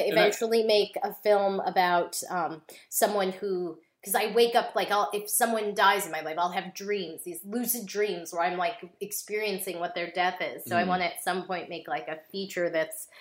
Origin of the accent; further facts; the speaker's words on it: upstate New York, United States; moved away as an adult; now in Los Angeles, United States; I grew up in upstate New York, and there wasn't a lot of diversity in the community